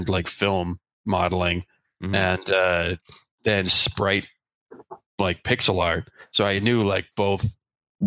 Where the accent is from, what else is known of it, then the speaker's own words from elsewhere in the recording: Eastern Canada, Canada; first language English; I grew up in Eastern Canada